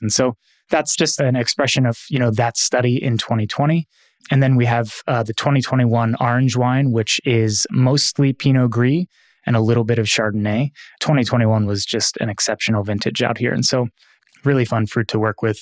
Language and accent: English; Philadelphia, Pennsylvania, United States; moved away; growing up in Philadelphia